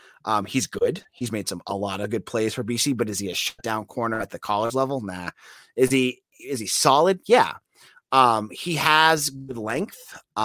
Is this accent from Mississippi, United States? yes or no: no; Massachusetts, United States; I'm also from Massachusetts